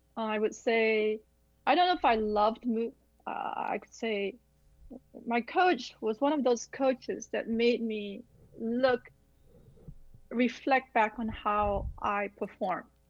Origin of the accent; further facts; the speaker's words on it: Malaysia; also born or lived in Illinois / Midwest; now in Los Angeles, United States; growing up in Malaysia